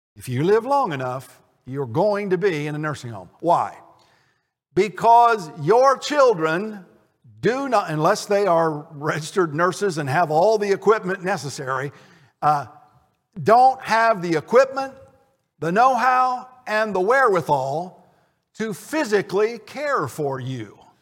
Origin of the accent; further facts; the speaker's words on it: Connersville, Indiana, United States; my hometown of Connersville